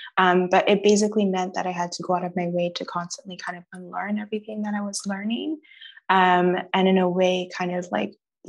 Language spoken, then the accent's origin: English; Nigeria; I think economics, I'm Nigerian. All Nigerian parents want one doctor, one engineer, and one lawyer.